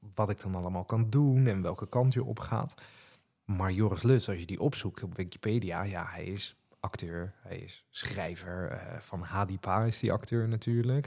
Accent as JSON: {"language": "Dutch", "town": "Rotterdam", "region": "South Holland", "country": "Netherlands", "accent": "Rotterdam", "said": "Maar ik ben en blijf toch echt een Rotterdammert. Dus als ik dan enthousiast wordt, dan hoor je dat mijn accent gewoon naar voren komt."}